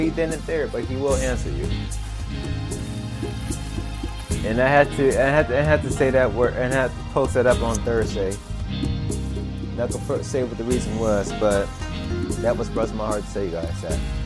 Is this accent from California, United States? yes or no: yes; Los Angeles, California, United States; I'm from South Central Los Angeles